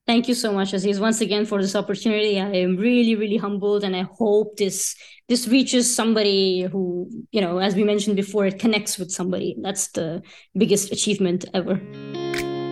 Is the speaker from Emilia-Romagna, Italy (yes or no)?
no; Sicily, Italy; moved away as an adult; also born or lived in India; now in Paris, France; Sicily, which is this beautiful island in the south of Italy where I grew up. I did my school